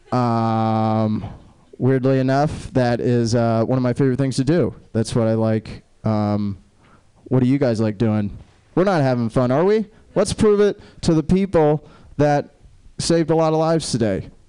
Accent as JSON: {"language": "English", "town": "Jacksonville", "region": "Florida", "country": "United States", "said": "It's not weird. I'm from Jacksonville."}